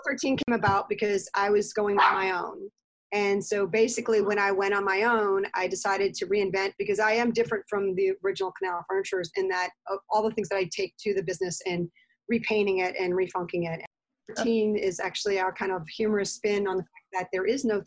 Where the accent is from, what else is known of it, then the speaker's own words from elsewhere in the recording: Jefferson Parish, Louisiana, United States; I grew up in Jefferson Parish